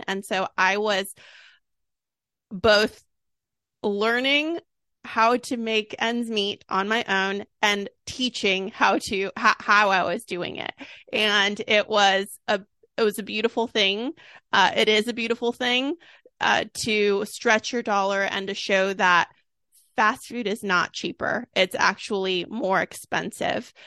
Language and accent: English; Sacramento, California, United States; I'm from Sacramento.